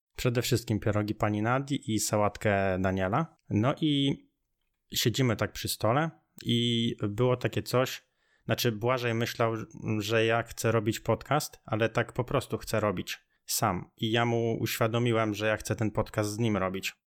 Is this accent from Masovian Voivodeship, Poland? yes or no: yes; near Radom, Masovian Voivodeship, Poland; ja jestem z okolic Radomia